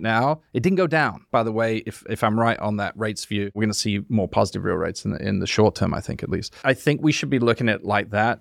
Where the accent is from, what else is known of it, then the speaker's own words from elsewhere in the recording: High Wycombe, South East England, United Kingdom; moved away; I live, yeah, I was born there